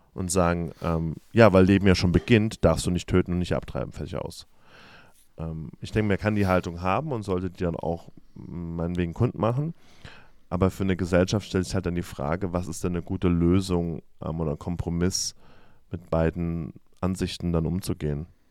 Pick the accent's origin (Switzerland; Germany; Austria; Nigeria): Germany; now in United States; als Deutsche